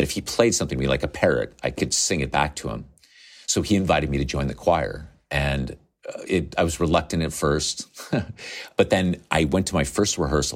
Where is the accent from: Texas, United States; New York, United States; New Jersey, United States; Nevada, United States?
Nevada, United States; I grew up in Nevada on the west coast of the United States. I wore actual cowboy boots.